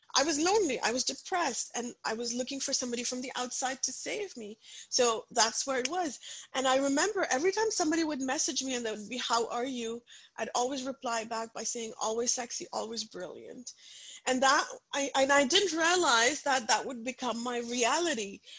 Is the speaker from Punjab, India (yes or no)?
yes; Punjab, India; English is a second language; moved away; I come from a very very conservative Punjabi family. I grew up in India